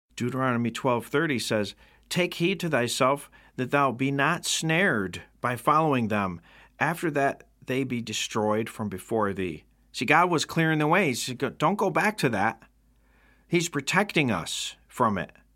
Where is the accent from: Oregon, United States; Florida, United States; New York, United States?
New York, United States; Rome; right here in my hometown of Rome, New York.